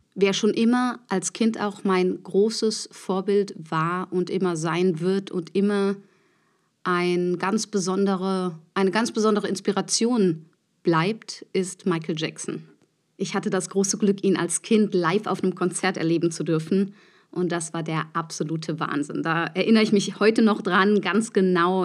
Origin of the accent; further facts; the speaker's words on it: Neunkirchen, Saarland, Germany; now in Berlin, Germany; meine Kindheit und Jugendzeit habe ich in der Stadtkapelle Neunkirchen verbracht